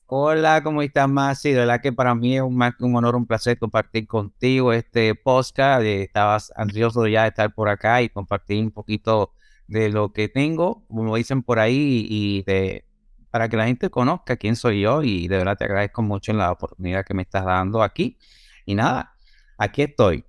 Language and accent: Spanish; Santiago de los Caballeros, Santiago, Dominican Republic; now in United States; yo soy natural de la República Dominicana, nací en Santiago.